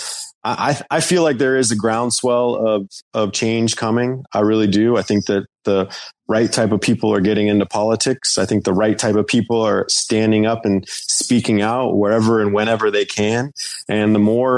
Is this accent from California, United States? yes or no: no; North Carolina, United States; I grew up in the South in North Carolina